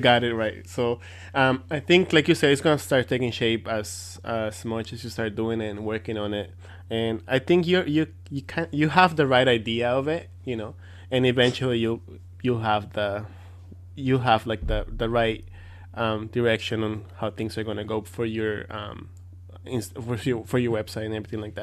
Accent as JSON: {"language": "English", "country": "Mexico", "second_language": "English", "said": "I'm from Mexico"}